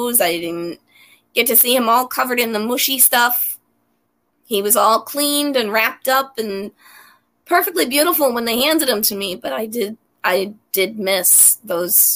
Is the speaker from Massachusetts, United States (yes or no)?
yes; Massachusetts, United States; moved away as an adult; now in New York, United States; I grew up in Massachusetts